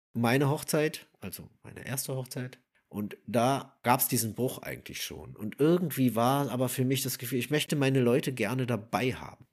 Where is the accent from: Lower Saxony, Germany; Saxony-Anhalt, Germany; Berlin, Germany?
Berlin, Germany; ursprünglich, äh, also ich komme ja aus Wilmersdorf